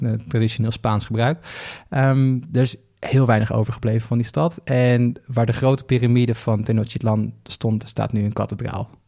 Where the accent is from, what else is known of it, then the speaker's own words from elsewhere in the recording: Flevoland, Netherlands; Ik kom zelf uit Flevoland, de hele provincie die is opgezet om, daar boeren neer te zetten